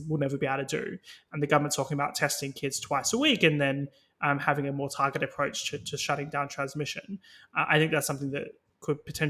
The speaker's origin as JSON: {"language": "English", "country": "Australia", "moved": "yes", "lives_now": "United Kingdom", "said": "as an Australian"}